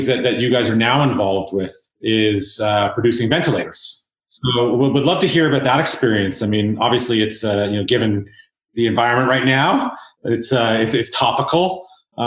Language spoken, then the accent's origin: English; South Africa; now in Canada; I'm an immigrant from South Africa.